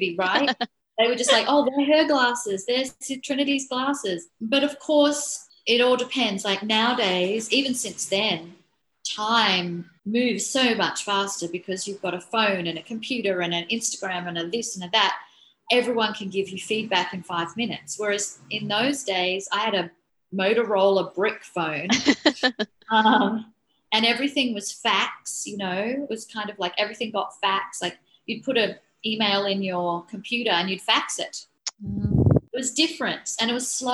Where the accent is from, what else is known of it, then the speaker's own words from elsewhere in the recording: Australia; I was hired as a Australian designer